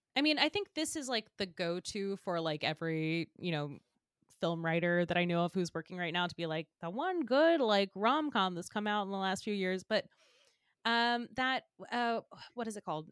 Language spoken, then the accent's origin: English; Georgia, United States; moved away as an adult; now in New York, United States; I grew up in Georgia, and I would come to Man Manhattan to see, like, my aunt and uncle growing up